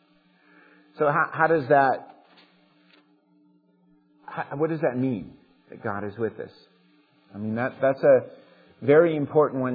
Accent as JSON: {"language": "English", "country": "United States"}